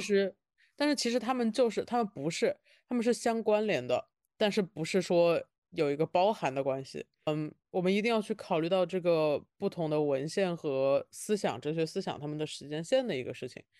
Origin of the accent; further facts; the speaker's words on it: Wuhan, Hubei, China; 我是武汉人，但是我在北京已经待了，陆陆续续地待了